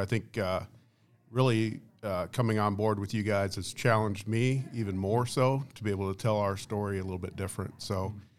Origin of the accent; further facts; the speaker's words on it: South Dakota, United States; also born or lived in Iowa; I'm originally a South Dakota kid. I grew up, kind of go back further than that, I guess. I was actually born in Iowa.